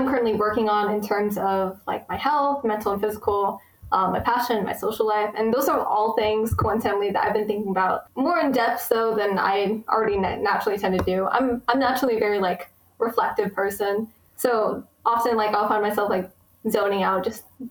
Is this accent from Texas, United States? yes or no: yes; Texas, United States; I was born in America. I've lived in Texas my whole life, and I've lived in the same town for like 95% of it